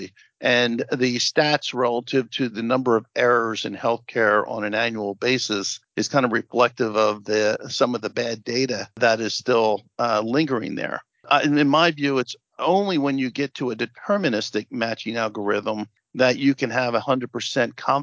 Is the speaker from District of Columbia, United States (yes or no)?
no; New Jersey, United States; I come from New Jersey